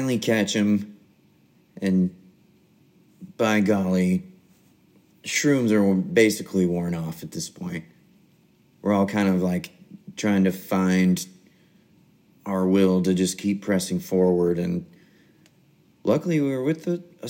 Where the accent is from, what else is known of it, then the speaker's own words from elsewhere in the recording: Des Moines, Iowa, United States; I am from Des Moines, Iowa